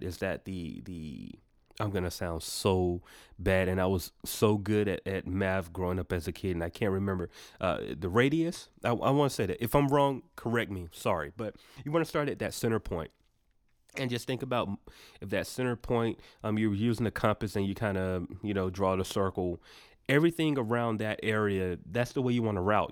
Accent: Atlanta, Georgia, United States; we're, we're from Atlanta

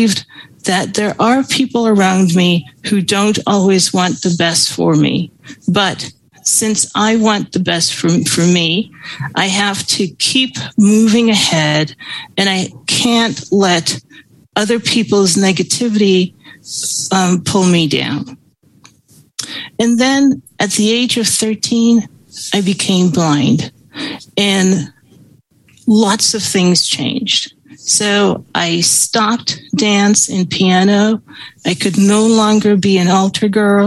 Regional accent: Chicago, Illinois, United States; also born or lived in Guyana; I was an immigrant kid growing up in Chicago.

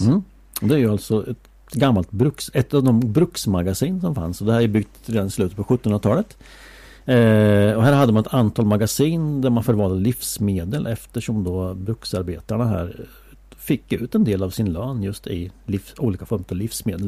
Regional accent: Åtvidaberg, Östergötland, Sweden; jag är uppvuxen på Valkaregatan, ett stenkast ifrån Hocklasjön

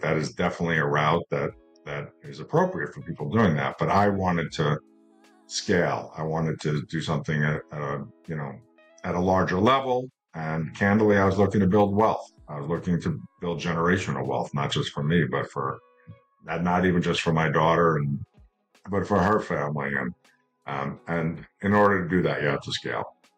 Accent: New York, United States; moved away as an adult; also born or lived in Las Vegas, Nevada; as a kid growing up in New York

